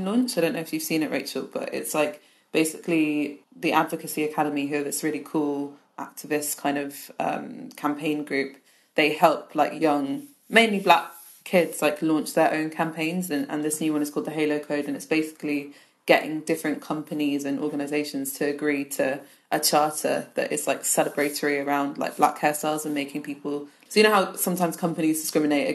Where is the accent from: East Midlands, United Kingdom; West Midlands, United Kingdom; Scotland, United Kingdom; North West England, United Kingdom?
Scotland, United Kingdom; now in London, United Kingdom; I grew up in Scotland, and obviously there's like no black hairdressers there at all.